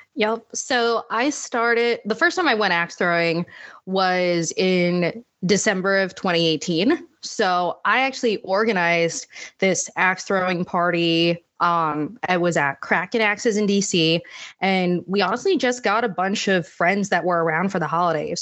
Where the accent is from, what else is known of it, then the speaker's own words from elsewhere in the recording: Northern Virginia, United States; moved away as an adult; also born or lived in Washington, D.C. / Manchester, England; I was actually born in D C and grew up in Northern Virginia